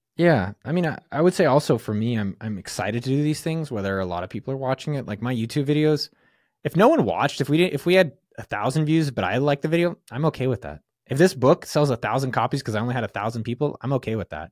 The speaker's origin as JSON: {"language": "English", "area": "San Francisco Bay Area", "region": "California", "country": "United States", "said": "I'm from the Bay"}